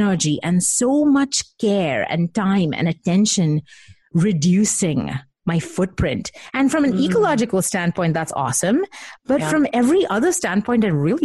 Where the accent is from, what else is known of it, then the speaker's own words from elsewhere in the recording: Mumbai, Maharashtra, India; I grew up in Mumbai with Indian parents